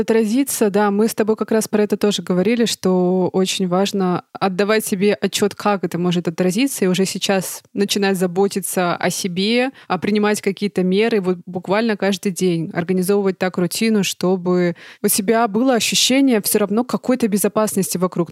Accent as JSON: {"language": "Russian", "country": "Russia", "moved": "yes", "lives_now": "Germany", "said": "я из России"}